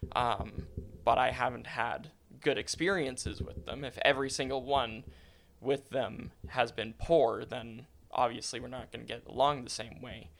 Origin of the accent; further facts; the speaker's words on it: Calgary, Alberta, Canada; growing up in Calgary has been fantastic.